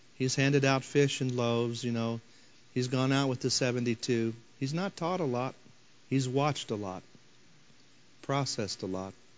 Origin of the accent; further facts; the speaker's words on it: Floyds Knobs, Indiana, United States; also born or lived in Henryville, Indiana; now in St. Louis, United States; I grew up in Floyd's Knobs, Indiana, just down from Henryville